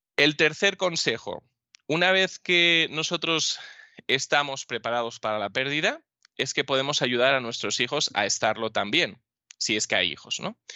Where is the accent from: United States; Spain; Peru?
Spain